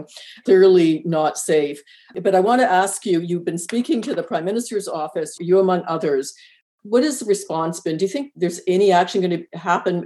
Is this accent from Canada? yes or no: yes; Canada; we're Canadian